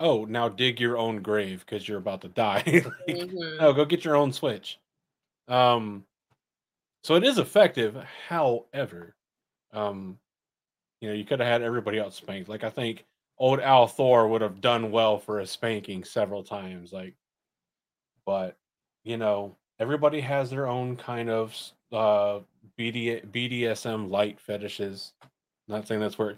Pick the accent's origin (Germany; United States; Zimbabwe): United States; the South; Growing up in the South